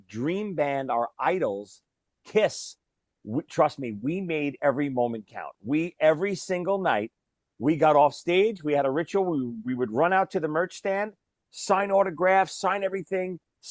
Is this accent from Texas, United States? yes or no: no; New York, United States; I grew up in New York